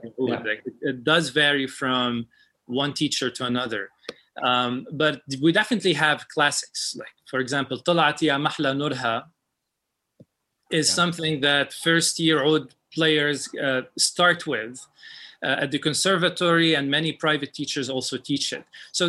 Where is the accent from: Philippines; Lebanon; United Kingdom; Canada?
Lebanon; moved away; And I told him, I came from Lebanon. I want to study with you.